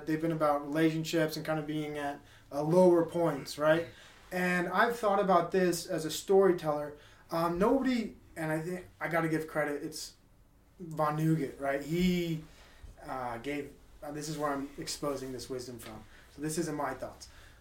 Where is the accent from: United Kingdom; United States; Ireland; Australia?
United States; Utah; growing up in Utah is different